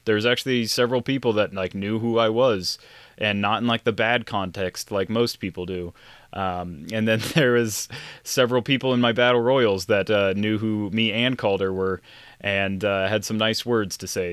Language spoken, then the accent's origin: English; Funk, Nebraska, United States; my hometown-ish area of Funk, Nebraska